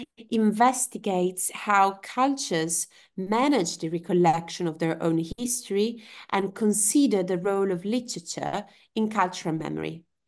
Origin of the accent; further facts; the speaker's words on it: Genoa, Liguria, Italy; moved away; also born or lived in Turin, Italy / Cambridge, United Kingdom; I am originally from Genoa, uh, a city in the, on the northwest coast of Italy